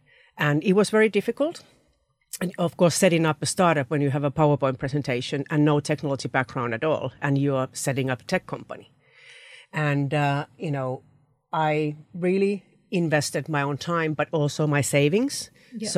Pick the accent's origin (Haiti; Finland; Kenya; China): Finland; moved away as an adult; now in United Kingdom; I moved from Finland to UK, to a different market, brought my family, 3 children and a husband here, and did my full-time MBA.